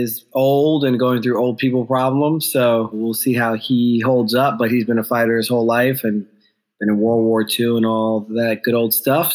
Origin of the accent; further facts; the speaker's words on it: the Poconos, Northeast Pennsylvania, United States; moved away; also born or lived in Ghana / New York; I grew up in Northeast Pennsylvania